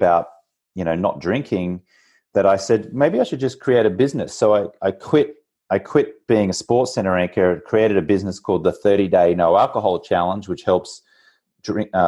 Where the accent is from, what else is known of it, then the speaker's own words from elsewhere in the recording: Brisbane, Queensland, Australia; moved away as an adult; also born or lived in New York / Austin / Bogota / Medellin; now in Venice Beach, United States; I grew up in Australia on the East Coast in Brisbane, about an hour from the Gold Coast